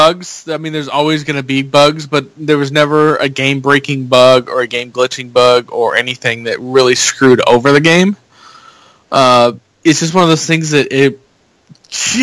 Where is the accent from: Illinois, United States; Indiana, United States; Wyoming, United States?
Indiana, United States; growing up in Indiana